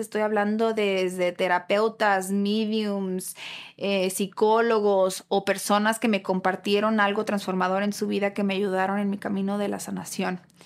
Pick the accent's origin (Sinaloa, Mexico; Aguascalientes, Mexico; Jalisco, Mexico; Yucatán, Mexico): Jalisco, Mexico; Guadalajara; Yo nací y crecí en Guadalajara